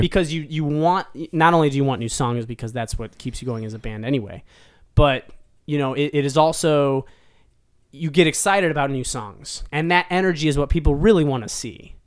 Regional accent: Cleveland, Ohio, United States; born or raised there; now in Nashville, United States

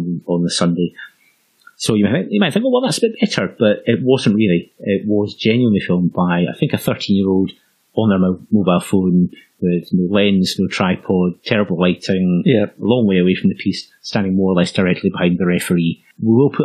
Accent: Scotland, United Kingdom; the Scottish Open, a kind of medium-sized open event in our hometown.

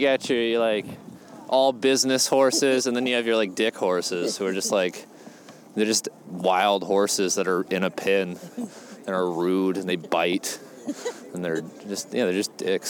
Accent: the United States South, United States; moved away as an adult; also born or lived in Connecticut / Atlanta; now in New York City, United States; I'm a comic from the United States South. We are in Central Park, New York City, baby.

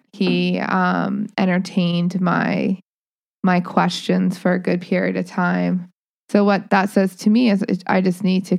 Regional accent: New England, United States; I think it's a New Englander in me.

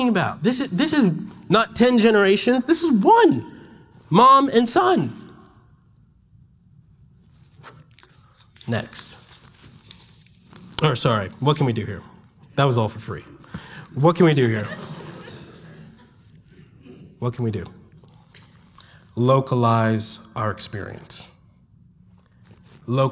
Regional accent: Washington, District of Columbia, United States; moved away as an adult; now in Birmingham, United States; I'm not from Alabama. I'm from Washington, D.C.

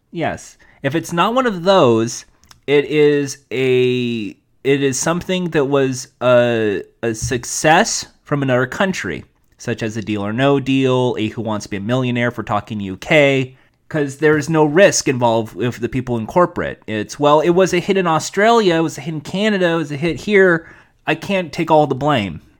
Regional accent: Los Angeles, California, United States; I'm from Los Angeles

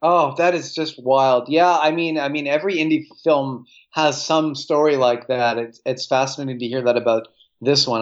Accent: Winnipeg, Manitoba, Canada; as a kid growing up in Winnipeg

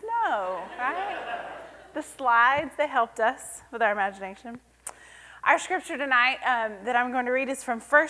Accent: Cleburne, Texas, United States; horticulture major from Cleburne, Texas

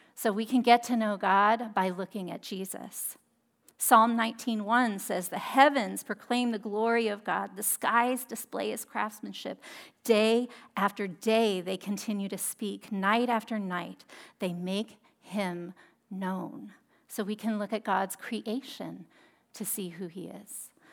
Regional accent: Monterey, California, United States; I'm from Monterey, and we have a lot of Italian heritage here.

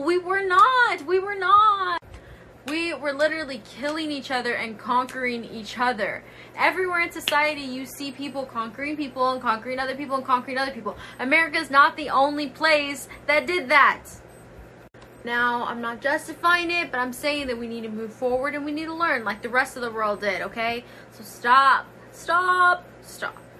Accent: United States; I'm Native American

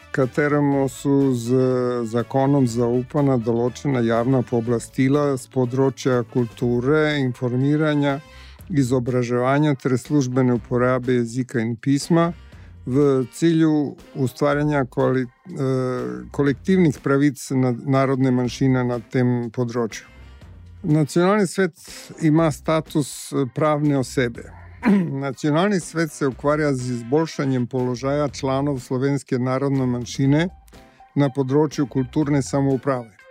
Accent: Serbia; Slovenci smo bili v nekdanji skupni državi konstitutivni narod. Zdaj pa smo narodna manjšina in sicer malo številčna.

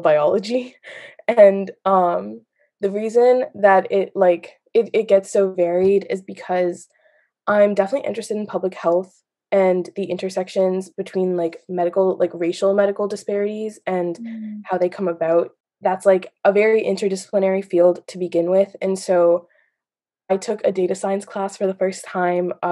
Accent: Massachusetts, United States; I'm from Massachusetts

